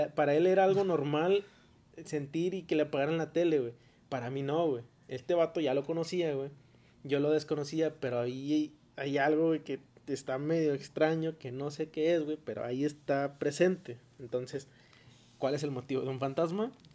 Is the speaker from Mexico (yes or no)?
yes; Mexico; como nosotros mexicanos